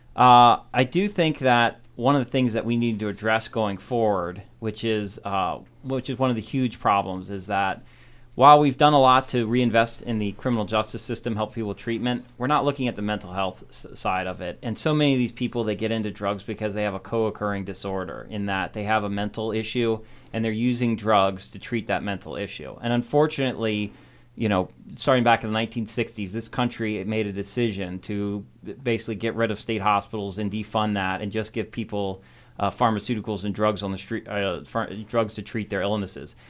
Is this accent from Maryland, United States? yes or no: yes; Montgomery Village, Maryland, United States; also born or lived in Frederick County, Maryland; I grew up down in Montgomery County, grew up in Montgomery Village